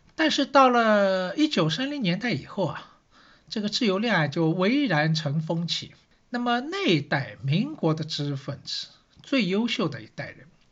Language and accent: Chinese; Shanghai, China; 我是上海人